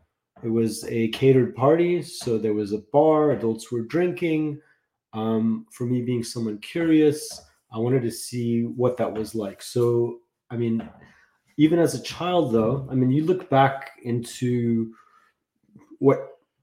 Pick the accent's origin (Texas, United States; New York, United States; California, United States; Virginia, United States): California, United States; Los Angeles; I grew up in Los Angeles. I got sober in Los Angeles at the age of 22.